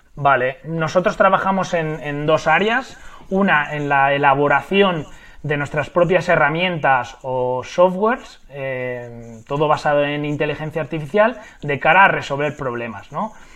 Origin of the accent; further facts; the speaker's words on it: Madrid, Community of Madrid, Spain; moved away; soy de Madrid, vivo actualmente en Madrid, aunque es verdad que he pasado muchos años de mi vida en diferentes ciudades y, países